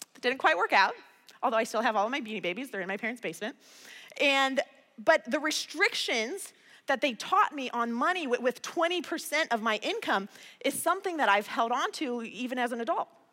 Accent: Midwest, United States; I'm from the Midwest

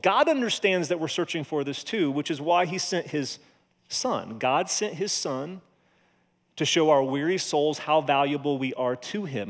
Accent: Monrovia, Indiana, United States; moved away; I grew up in Monrovia, went to Cascade High School

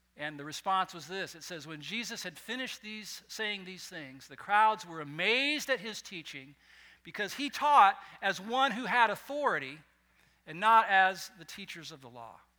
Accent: West Coast, near Morro Bay, California, United States; moved away; where I grew up on the West Coast, and just up Highway 101, a few miles from my hometown, was another little city called Morro Bay

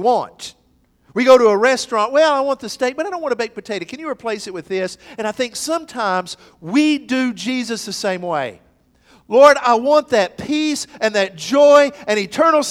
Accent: McMinn County, Tennessee, United States; my days growing up in McMinn County

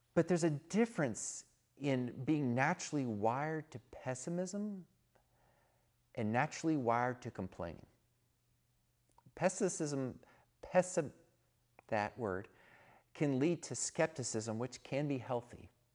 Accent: Texas, United States; I'm from Texas

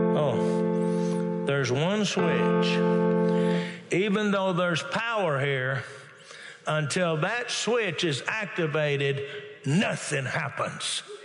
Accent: Texas, United States; now in Oklahoma, United States; I'm originally born and raised in Texas

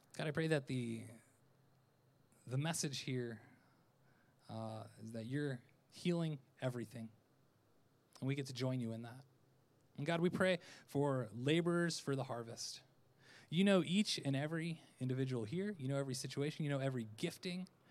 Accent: Orlando, Florida, United States; I'm from Orlando

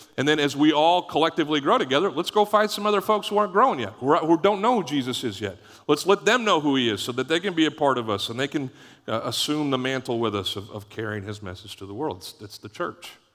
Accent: Canada; moved away; when we grew up in Canada, it was Boxing Day

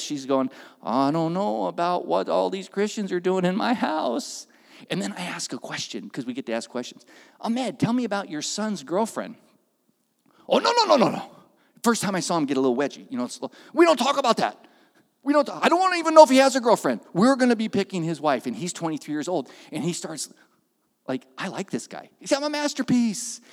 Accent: Oakland, California, United States; also born or lived in Castro Valley, California; now in Santa Cruz, United States; I was raised in Oakland.

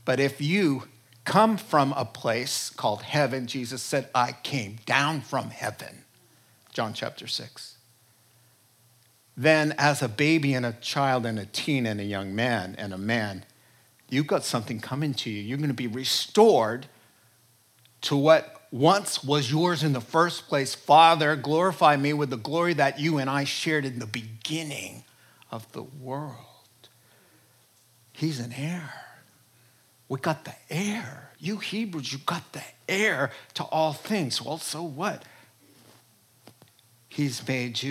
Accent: New York, United States; I'm from New York and a Jew

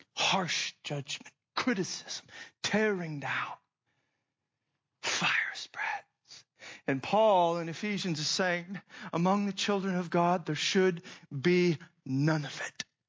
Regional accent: Phoenix, Arizona, United States; moved away; I grew up in Phoenix, Arizona, so it's hot and everybody has a pool around there

